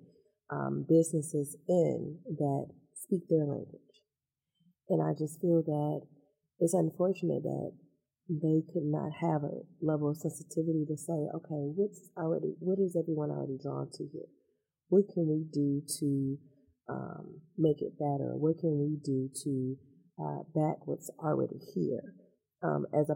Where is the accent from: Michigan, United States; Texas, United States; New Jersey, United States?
Michigan, United States; Detroit; also born or lived in Southfield; now in Detroit, United States; I'm a Detroiter. I'm from Detroit